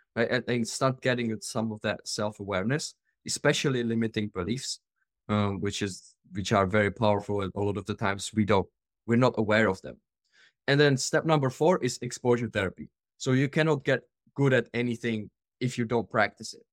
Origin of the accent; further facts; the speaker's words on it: Czechia; moved away as an adult; I am originally from the Czech Republic